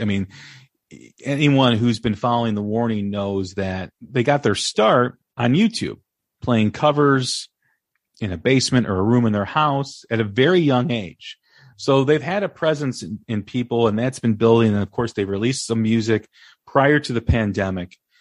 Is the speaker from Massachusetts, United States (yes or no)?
no; Des Plaines, Illinois, United States; I grew up in Des Plaines